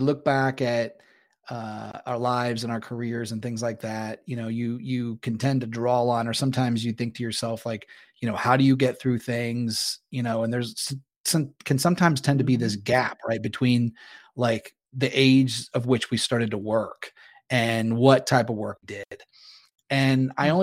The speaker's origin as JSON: {"language": "English", "region": "Northeast Ohio", "country": "United States", "tie": "born or raised there", "said": "I grew up in Northeast Ohio, so the weather was not always good and it was cold"}